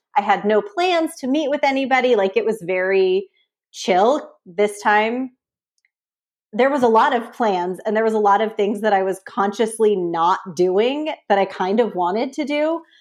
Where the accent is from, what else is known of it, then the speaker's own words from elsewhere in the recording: San Francisco Bay Area, California, United States; moved away as an adult; now in San Diego, United States; I'm from the San Francisco Bay Area